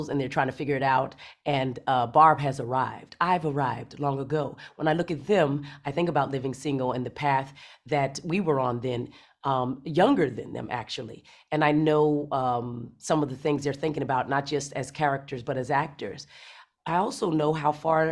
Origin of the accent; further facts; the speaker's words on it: Arizona, United States; I grew up in Arizona, up in the mountains